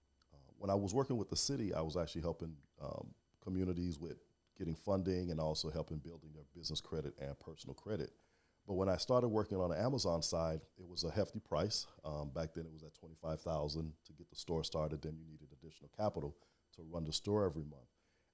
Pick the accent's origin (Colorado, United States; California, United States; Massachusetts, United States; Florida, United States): Florida, United States; Miami; also born or lived in Haiti (ancestry) / Alabama / Iowa; Born and raised in Miami, Florida. Attended college, Alabama A&M, and in Iowa. But after college, came back home